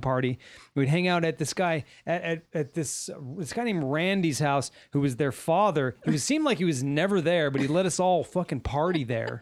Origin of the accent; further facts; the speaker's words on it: Little Rock, Arkansas, United States; when I was growing up in Little Rock, they were building houses